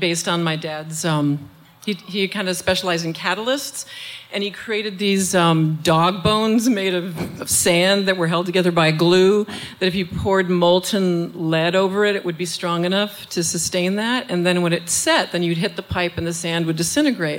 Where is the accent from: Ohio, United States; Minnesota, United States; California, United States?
Minnesota, United States; St. Paul; I'm from St. Paul